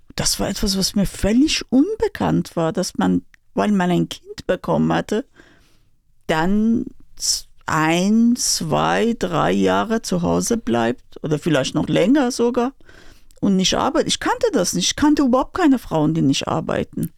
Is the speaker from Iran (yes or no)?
yes; Tehran, Tehran Province, Iran; German is a second language; moved away as an adult; also born or lived in Berlin, Germany; now in Schlenzer, Germany; ich komme aus Teheran. Ich habe immer in Großstadt gelebt.